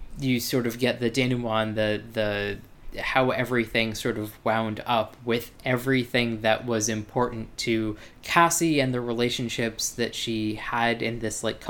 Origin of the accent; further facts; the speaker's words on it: United States; as an American